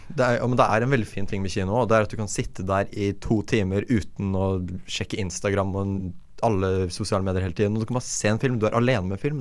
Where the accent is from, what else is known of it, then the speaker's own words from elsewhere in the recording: Fredrikstad, Østfold, Norway; jeg kommer jo fra Fredrikstad, som har Norges beste kino åtte år på rad